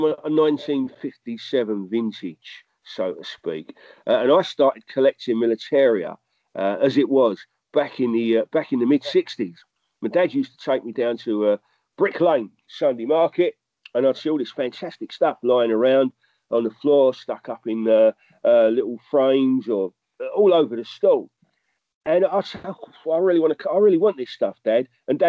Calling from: Hauts-de-France, France; So I'm talking from the Seven Valleys in France, which is an area drenched in history, by the way.

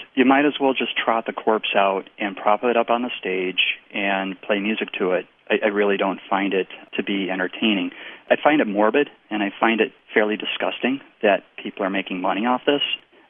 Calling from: Chicago, Illinois, United States; I'm calling from Lincoln Square, Chicago.

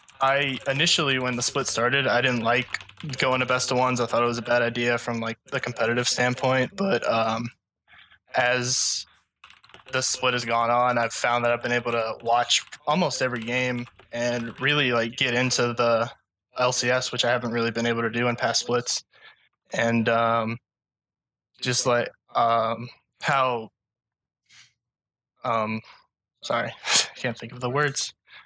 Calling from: Mississippi, United States

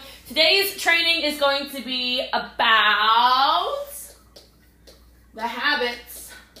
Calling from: Texas, United States; As you can tell, I'm coming in from Texas, which, in case you didn't know, is the most humble state in America.

